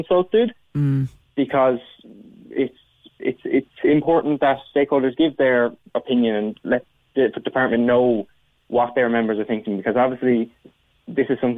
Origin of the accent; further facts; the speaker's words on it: Cork, Munster, Ireland; I'm from Cork